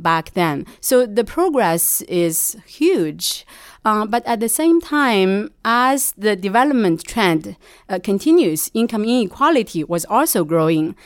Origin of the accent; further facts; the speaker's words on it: Shanxi, China; moved away as an adult; also born or lived in United States; now in New York, United States; I'm initially from Shanxi